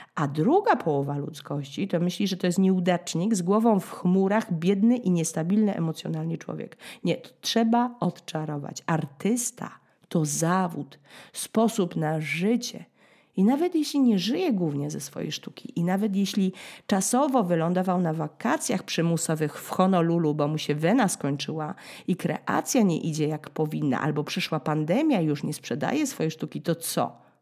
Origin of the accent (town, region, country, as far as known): Poland; now in France